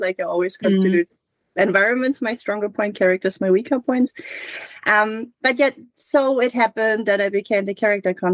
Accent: Hamburg, Germany; I'm from Hamburg and I reference my hometown

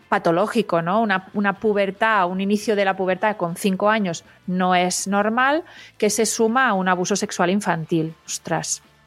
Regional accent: Catalonia, Spain; Yo que soy catalana

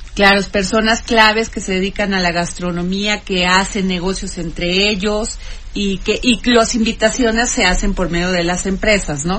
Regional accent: Veracruz, Mexico; yo soy veracruzana

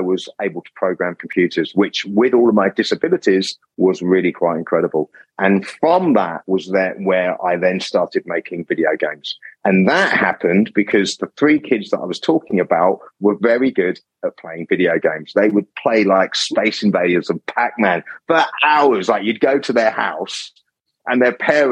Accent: Kent, South East England, United Kingdom; accent: English; moved away; I grew up in Britain. My parents and myself and my brother, we lived in the Kentish countryside

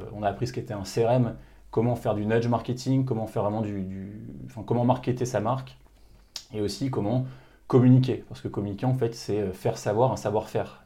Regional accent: Lille, Hauts-de-France, France; also born or lived in Paris; je suis originaire de Lille à la base

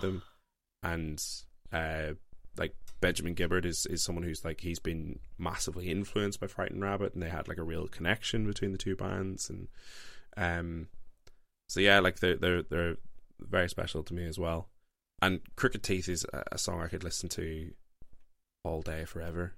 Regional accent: Northern Ireland, United Kingdom; I grew up in Northern Ireland, very Christian household

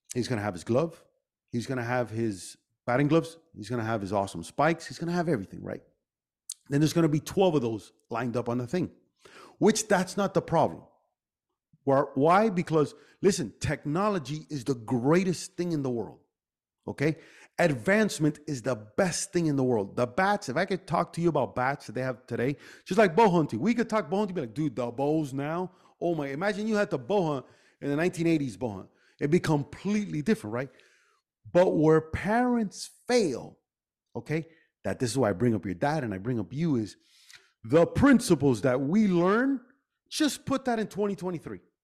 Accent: Miami, Florida, United States; we grew up here in Miami

